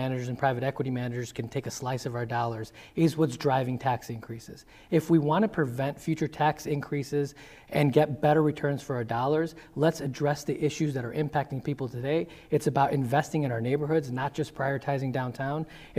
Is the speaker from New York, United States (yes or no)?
no; Chicago area, Illinois, United States; also born or lived in Des Plaines, United States; I was born in Chicago. We were in Rogers Park till I was eight. The reason why my family left the city of Chicago for the suburbs for unincorporated Des Plaines was because no one would sell them a house.